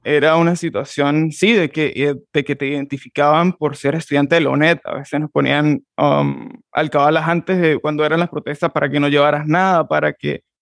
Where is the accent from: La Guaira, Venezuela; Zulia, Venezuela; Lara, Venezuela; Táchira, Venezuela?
Táchira, Venezuela; San Juan de Colón; moved away as an adult; soy de San Juan de Colón, Estado Táchira. Soy gocho, um, venezolano